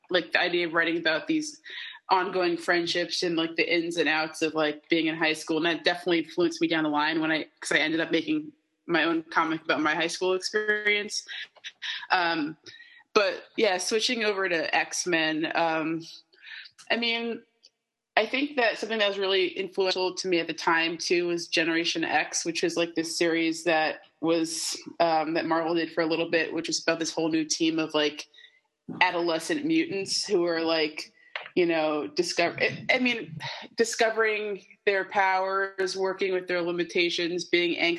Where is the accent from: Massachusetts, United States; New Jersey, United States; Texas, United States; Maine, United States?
New Jersey, United States; Madison; I am born and raised in New Jersey, in northern New Jersey